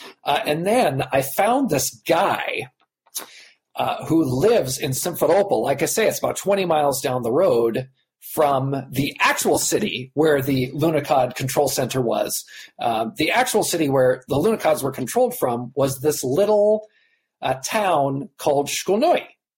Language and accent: English; United States; I'm an American.